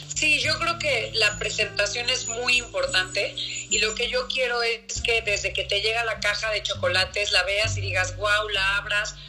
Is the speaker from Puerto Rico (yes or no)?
no; Mexico; yo también soy mexicano